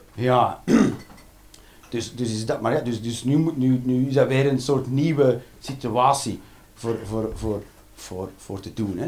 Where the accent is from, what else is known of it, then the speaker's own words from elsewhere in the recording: Ghent, Flanders, Belgium; moved away as an adult; now in Eindhoven, Netherlands; ik ben van Gent.